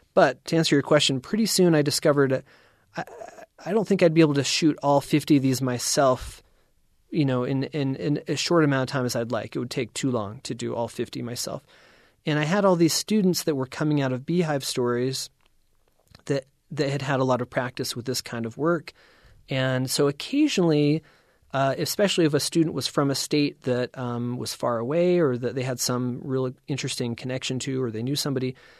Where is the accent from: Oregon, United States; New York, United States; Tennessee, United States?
Tennessee, United States; East; also born or lived in East Bay Area, California; now in Utah, United States; I grew up in East Tennessee in the eighties and nineties